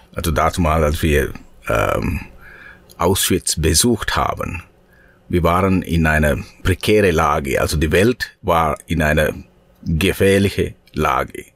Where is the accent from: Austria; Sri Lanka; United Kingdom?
Sri Lanka; German is a second language; moved away; in meinem Heimat, in Sri Lanka, in 1989, 88, 90, diese Jahren